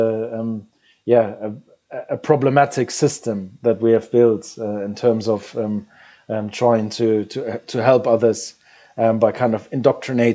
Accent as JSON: {"language": "English", "country": "Germany", "moved": "as an adult", "said": "as a German national being abroad"}